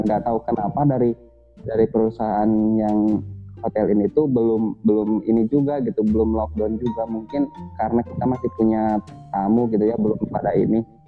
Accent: Indonesia; born or raised there; moved away as an adult

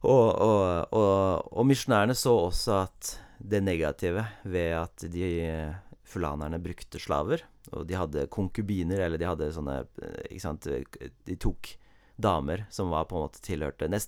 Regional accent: Cameroon; jeg har et lokalt, eller et eksempel fra der jeg vokste opp, i Kamerun i Vest-Afrika.

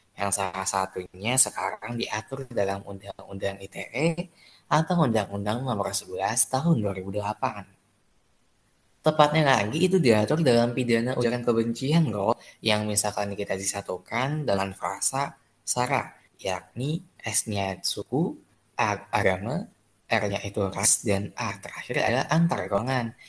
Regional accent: Minangkabau, West Sumatra, Indonesia; suku aku tuh sukunya suku Minang

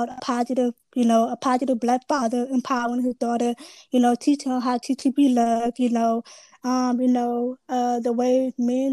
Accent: Baton Rouge, Louisiana, United States; I'm from Baton Rouge, Louisiana

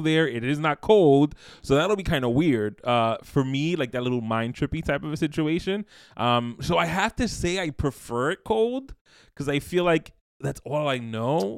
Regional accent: New York, United States; born and raised in New York, the, the, the city of seasons

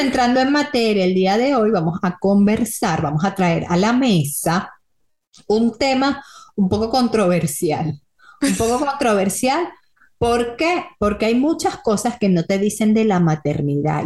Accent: Venezuela; moved away; de Venezuela

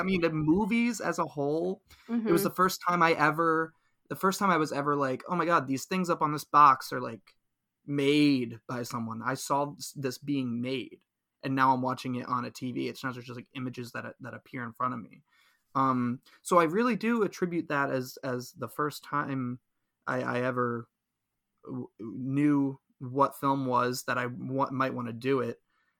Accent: Princeton, New Jersey, United States; I grew up in Princeton, New Jersey area, but had a lot of family in Bucks County, PA.

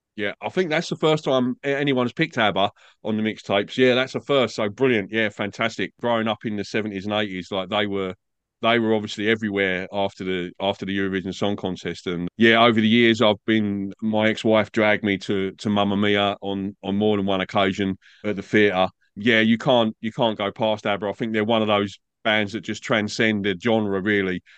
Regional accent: England, United Kingdom; now in Australia; I'm, I'm English. I grew up in England

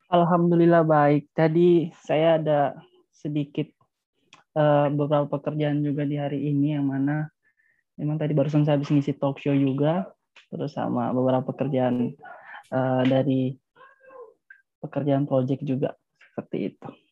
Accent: Palu, Central Sulawesi, Indonesia; saya asalnya dari Palu

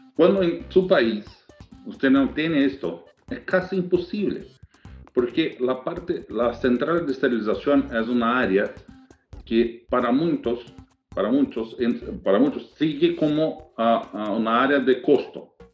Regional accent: Brazil; accent: Portuñol; Spanish is a second language; moved away as an adult; now in United States; yo soy brasileño

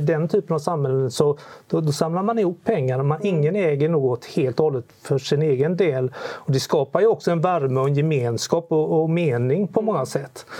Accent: Sweden; vi svenskar

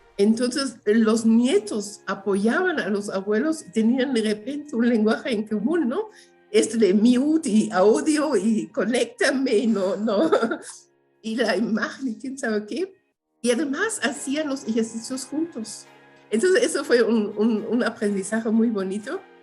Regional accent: Germany; Spanish is a second language; moved away as an adult; also born or lived in Guatemala / Chiapas, Mexico; now in Mexico City, Mexico; de Alemania porque de allí soy, nací en Alemania. Llevo más, bueno, este año voy a cumplir 42 años aquí de este lado

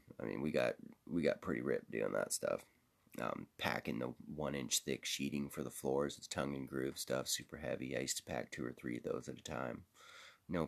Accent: Seattle, Washington, United States; I'm from Seattle.

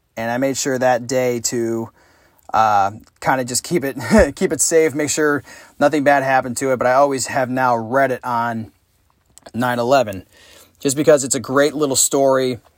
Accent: Saratoga Springs, New York, United States; my hometown of Saratoga Springs, New York

